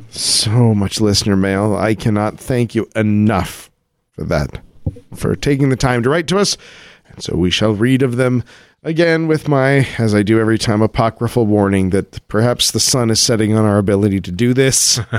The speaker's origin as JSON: {"language": "English", "town": "Colorado Springs", "region": "Colorado", "country": "United States", "tie": "born or raised there", "said": "He was in my my hometown of Colorado Springs, Colorado."}